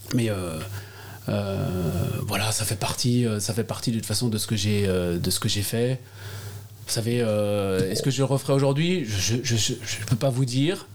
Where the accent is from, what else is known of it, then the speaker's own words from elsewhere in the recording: Alsace, Grand Est, France; accent: Alsatian; mon accent alsacien